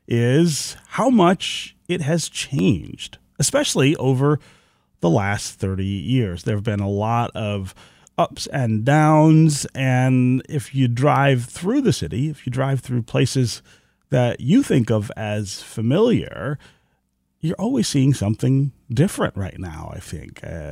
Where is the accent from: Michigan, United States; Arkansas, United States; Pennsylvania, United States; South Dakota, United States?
Michigan, United States; Detroit; I remember when I came home in 2007 from Baltimore and Washington, everybody I told that I was leaving and where I was going asked why. They literally said, your career will die if you go back to Detroit.